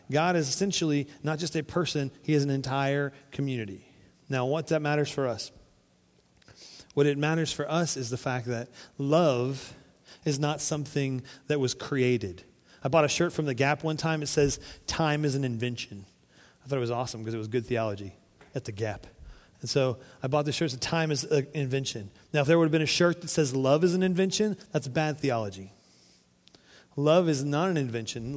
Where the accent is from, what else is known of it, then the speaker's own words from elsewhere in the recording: Florida, United States; now in Arkansas, United States; We grew up on the Florida coast